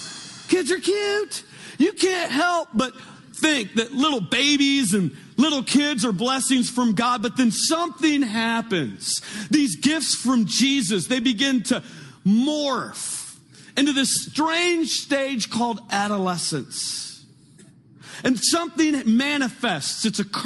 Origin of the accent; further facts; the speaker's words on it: California, United States; I was born and raised in Northern California, and I was a good child, grew up in a Christian home.